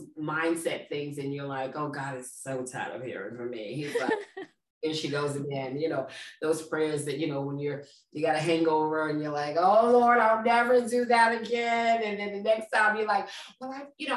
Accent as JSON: {"language": "English", "town": "New York City", "region": "New York", "country": "United States", "tie": "born or raised there", "moved": "as an adult", "lives_now": "East Orange, United States", "said": "I grew up in Brooklyn, New York"}